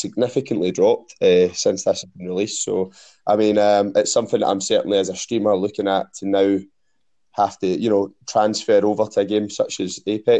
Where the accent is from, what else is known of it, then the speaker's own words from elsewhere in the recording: Scotland, United Kingdom; I am a streamer from Scotland.